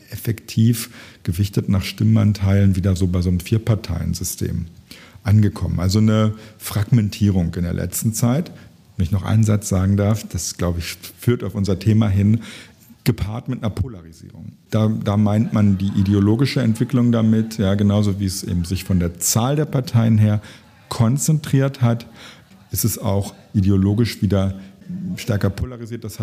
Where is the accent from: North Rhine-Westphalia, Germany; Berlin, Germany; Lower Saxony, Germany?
Lower Saxony, Germany; ich habe Politik studiert in Göttingen das ist in der Nähe meiner äh, Heimat, wo ich aufgewachsen bin.